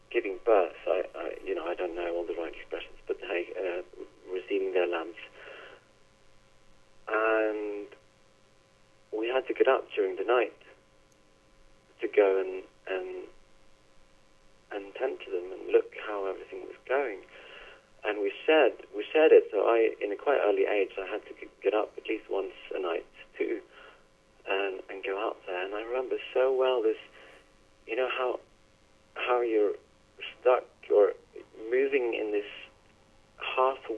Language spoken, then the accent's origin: English; Northern Norway, Norway; now in Oslo, Norway; I was born and raised on a on a tiny organic farm in northern Norway.